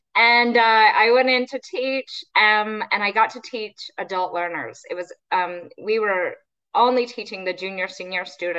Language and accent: English; Texas, United States; now in United Kingdom; all kind of around Texas. And so I claim Texas is home, but nobody ever believes that when they hear my accent.